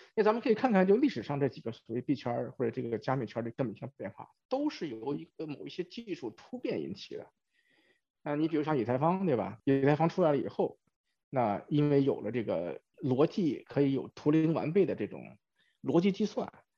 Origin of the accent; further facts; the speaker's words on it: China; moved away as an adult; now in Silicon Valley, United States; 我是在中国出生，中国长大，在中国上了大学，然后 工作几年才出国，虽然已经出国了差不多二十年，但是对中国还是比较了解